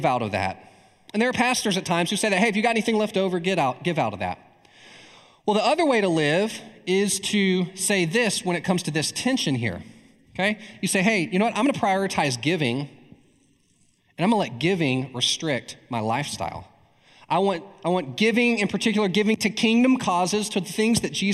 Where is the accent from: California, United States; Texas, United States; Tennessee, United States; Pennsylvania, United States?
Texas, United States; East; I'm from East Texas